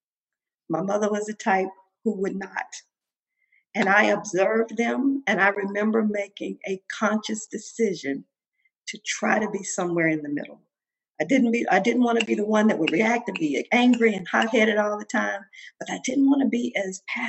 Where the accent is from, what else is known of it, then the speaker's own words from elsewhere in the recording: Mississippi, United States; growing up in Mississippi